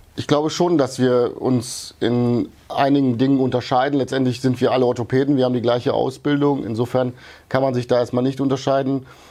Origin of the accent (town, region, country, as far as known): Wuppertal, North Rhine-Westphalia, Germany; born or raised there; also born or lived in Yugoslavia